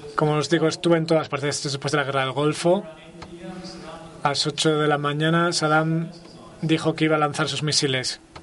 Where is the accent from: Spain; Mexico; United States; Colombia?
United States; soy americano